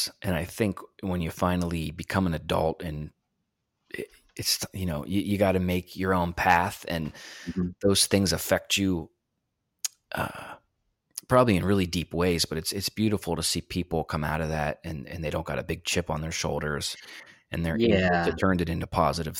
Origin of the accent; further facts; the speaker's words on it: Texas, United States; born there; in Texas, and my biological father was out of the picture.